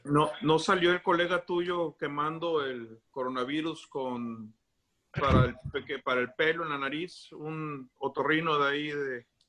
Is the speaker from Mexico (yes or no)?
yes; Tampico, Tamaulipas, Mexico; now in United States; Yo soy de Tampico